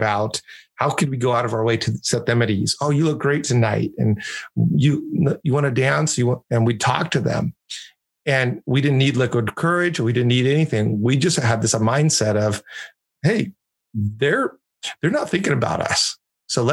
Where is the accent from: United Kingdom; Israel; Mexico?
Mexico; my best friend growing up in Mexico was this guy named Ricardo